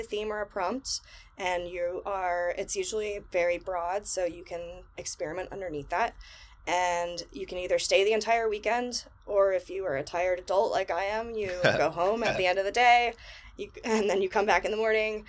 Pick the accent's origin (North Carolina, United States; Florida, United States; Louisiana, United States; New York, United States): Florida, United States; moved away as an adult; also born or lived in San Francisco Bay Area, California; now in Texas, United States; I grew up in Florida on the beach side